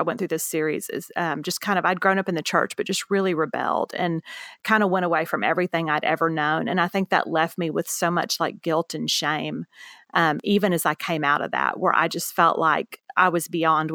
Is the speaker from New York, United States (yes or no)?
no; Houston, Texas, United States; also born or lived in Beaumont, Texas; now in San Antonio, United States; I grew up in Houston, Texas, for the most part, ended up going to high school in Beaumont, Texas.